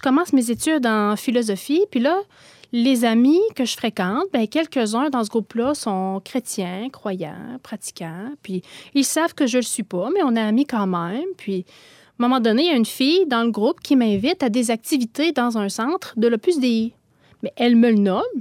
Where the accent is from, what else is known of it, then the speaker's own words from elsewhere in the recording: Gaspésie, Quebec, Canada; je viens de la Gaspésie, d'une famille là où la foi, c'était comme la première communion